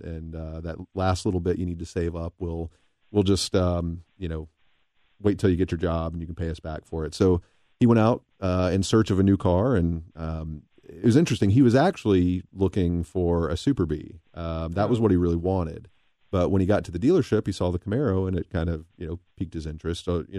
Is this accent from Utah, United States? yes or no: no; Tennessee, United States; moved away as an adult; now in Cincinnati, United States; I was born and raised in Tennessee, where my dad and mom still live.